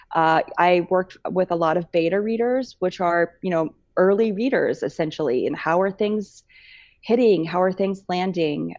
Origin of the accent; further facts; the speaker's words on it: Bellevue, Nebraska, United States; moved away as an adult; also born or lived in Missouri; I grew up in Bellevue, Nebraska